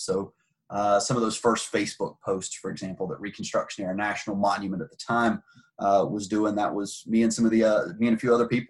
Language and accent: English; rural Southwest Georgia, United States; moved away as an adult; now in South Carolina, United States; I'm from Georgia. I'm from southwest, rural Southwest Georgia. Studied history in college, and the town I grew up in was a town that, for lack of a better way of wording it, it had been a hotbed during the civil rights movement of the 1960s.